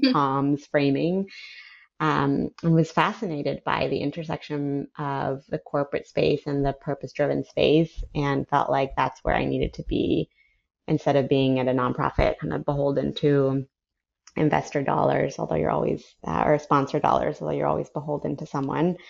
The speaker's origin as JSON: {"language": "English", "country": "Ecuador", "tie": "born or raised there", "also_born_or_lived": "San Francisco, United States / New Orleans, United States", "moved": "as an adult", "lives_now": "United States", "said": "I was born in San Francisco, moved to New Orleans when I was four, and then when I was eight, we moved to Ecuador, which is where my dad's family is. I grew up there. I went to high school there, finished high school, and then moved to the U.S."}